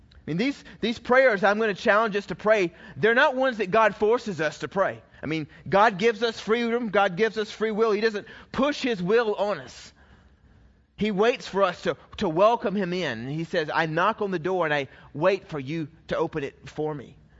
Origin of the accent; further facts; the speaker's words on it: Georgia, United States; I was raised in the South, I was raised in Georgia